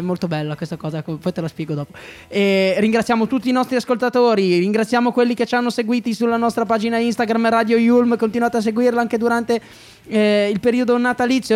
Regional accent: Liguria, Italy; sono ligure

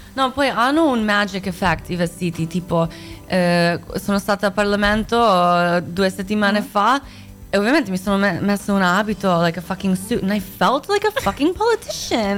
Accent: United States; Italian is a second language; moved away as an adult; also born or lived in near Zagreb, Croatia / Italy; now in Milan, Italy; sono nata a Croazia, a... Ah. Eh, non Zagabria, vicino a Zagabria, eh, sì, uh, sì, ah bravo, eh. un posto che tipo non esiste, un posto, un buco del culo, ma eh, con la famiglia siamo andati in America quando c'era la guerra sono cresciuta lì

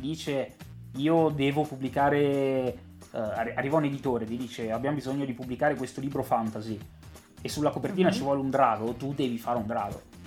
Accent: Genoa, Liguria, Italy; io sono di Genova

